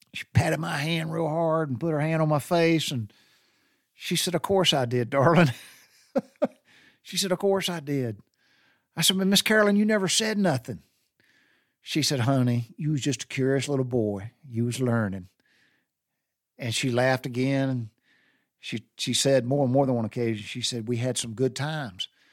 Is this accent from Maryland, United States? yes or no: no; Butler, Georgia, United States; I grew up in Taylor County, I grew up in Butler, Georgia